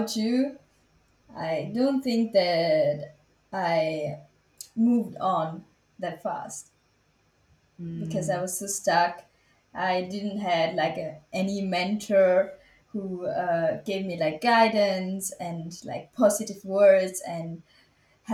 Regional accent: Switzerland; I was born and raised in Switzerland, and my parents are Tamil

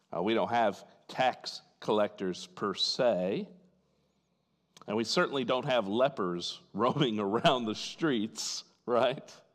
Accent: Fort Wayne, Indiana, United States; In my hometown in Fort Wayne, Indiana

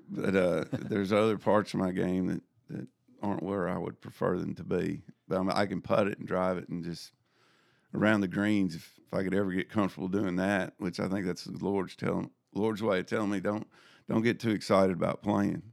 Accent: Jackson, Tennessee, United States; I grew up in Jackson, Tennessee.

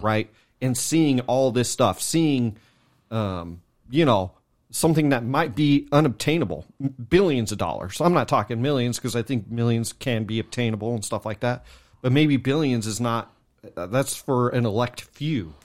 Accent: California, United States; moved away; we're from Cali, you know, so we don't live there no more.

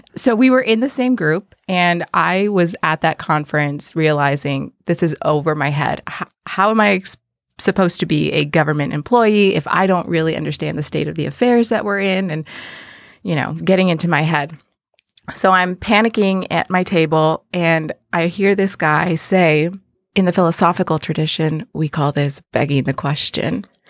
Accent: McAllen, Texas, United States; now in Ohio, United States; I grew up in McAllen, Texas

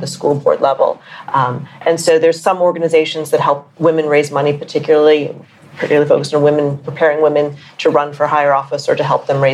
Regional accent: Santa Clara, California, United States; the Santa Clara University, which is in my hometown

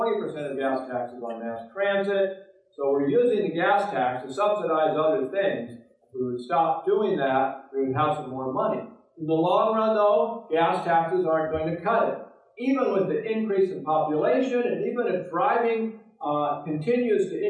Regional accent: Oregon, United States; also born or lived in Portland; My home state of Oregon

